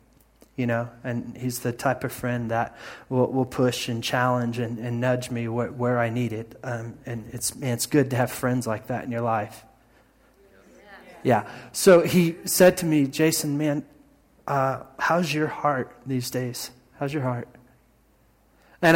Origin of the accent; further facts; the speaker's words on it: Indiana, United States; moved away; growing up in Indiana and my Midwest upbringing